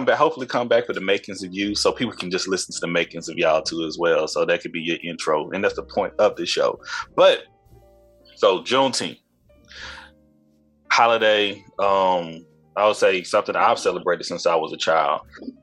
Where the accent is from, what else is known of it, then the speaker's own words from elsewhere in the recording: Tyler, Texas, United States; growing up in North Tyler, well, I grew up in St. Louis, part of Tyler, and I moved to North Tyler during my eighth grade year